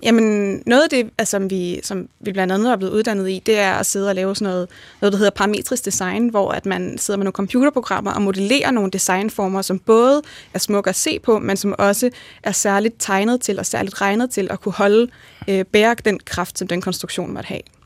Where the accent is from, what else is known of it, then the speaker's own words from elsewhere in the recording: Bagsværd, Capital Region of Denmark, Denmark; kommer jeg oprindeligt fra Bagsvær